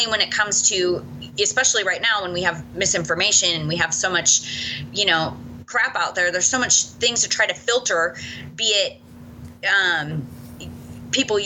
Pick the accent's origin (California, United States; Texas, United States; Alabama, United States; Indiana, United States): California, United States; Southern; I grew up in Southern California